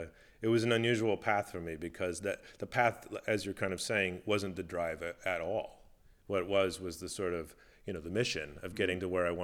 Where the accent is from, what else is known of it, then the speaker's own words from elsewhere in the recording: Midwest, United States; those things that are accessible maybe to you as a kid growing up in the Midwest. But I knew that's where I wanted to go.